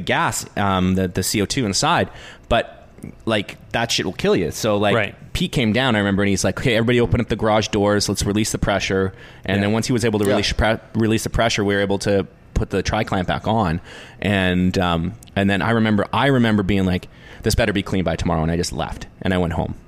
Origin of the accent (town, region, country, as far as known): New Westminster, British Columbia, Canada